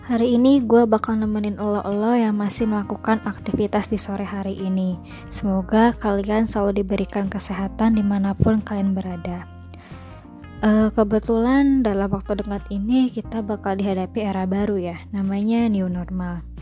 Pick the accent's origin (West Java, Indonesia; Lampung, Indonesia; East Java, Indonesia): West Java, Indonesia; Bandung; jadi kan gue itu kuliah di Jogja kebetulan rumah gue kan di Bandung